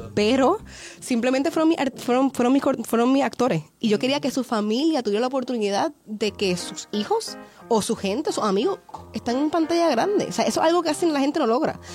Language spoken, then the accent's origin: Spanish; Canóvanas, Puerto Rico; now in Santurce, Puerto Rico; yo soy de Puerto Rico, de Canóvanas. Realmente soy de Canóvanas. Estoy viviendo en Santurce actualmente.